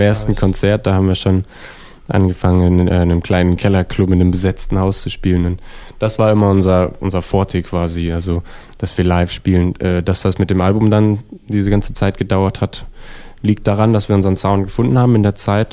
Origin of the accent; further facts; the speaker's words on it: New York, United States; now in Berlin, Germany; Also ich bin Deutscher tatsächlich, aber in New York aufgewachsen.